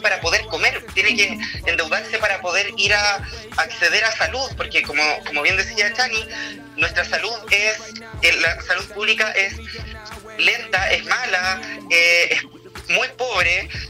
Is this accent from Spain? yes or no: no; Chile